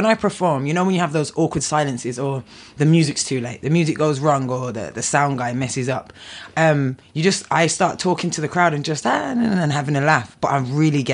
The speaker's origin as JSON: {"language": "English", "town": "Birmingham", "region": "West Midlands", "country": "United Kingdom", "tie": "born or raised there", "said": "I grew up in Birmingham"}